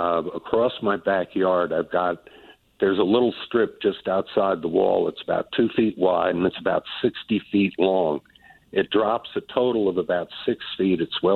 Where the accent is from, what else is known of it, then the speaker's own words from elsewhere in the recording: Northeast, United States; now in Trophy Club, United States; I grew up in the Northeast